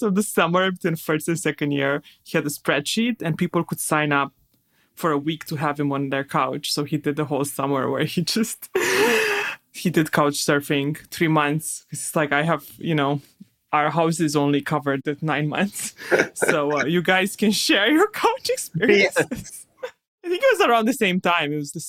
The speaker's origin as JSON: {"language": "English", "country": "Romania", "moved": "yes", "lives_now": "United States", "said": "Well, but I came from Romania in the winters. There was the same. I also moved to California."}